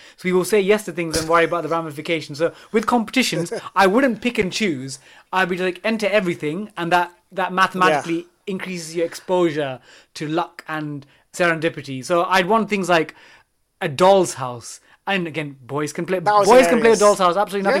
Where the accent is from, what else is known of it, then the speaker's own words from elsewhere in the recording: East Ham, London, United Kingdom; We're from East Ham, but Davey supports Tottenham Hotspur. I support West Ham.